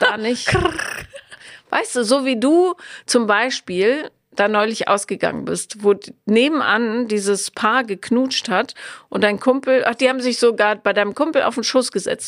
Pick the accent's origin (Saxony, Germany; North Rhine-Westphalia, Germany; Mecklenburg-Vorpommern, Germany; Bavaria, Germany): North Rhine-Westphalia, Germany; area with licence plate BM; now in Berlin, Germany; Da, wo ich aufgewachsen bin, ist das Kennzeichen BM